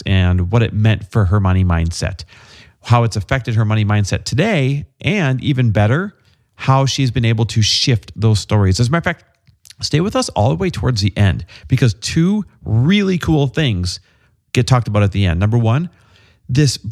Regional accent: Wisconsin, United States; I'm from Wisconsin

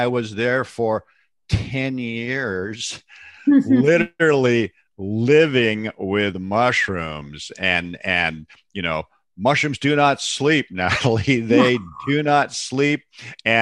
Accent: Seattle, Washington, United States; I was raised in Seattle

